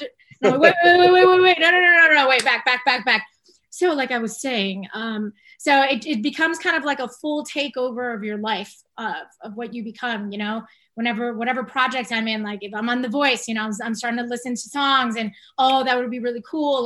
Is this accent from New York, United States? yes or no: yes; Long Island, New York, United States; also born or lived in Bronx, New York; I was born in the Bronx. I was born in New York. I grew up in Long Island.